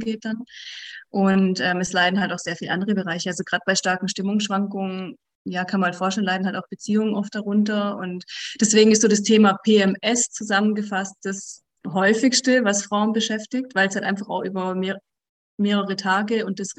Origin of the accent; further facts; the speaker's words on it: directly at the Swiss border, Baden-Württemberg, Germany; also born or lived in Switzerland; ich komme aus dem Süden von Deutschland noch, also direkt an der Schweizer Grenze